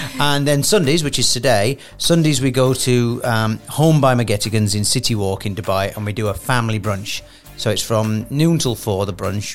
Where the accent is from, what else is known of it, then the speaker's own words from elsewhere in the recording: Sheffield, Yorkshire and the Humber, United Kingdom; I'm from Sheffield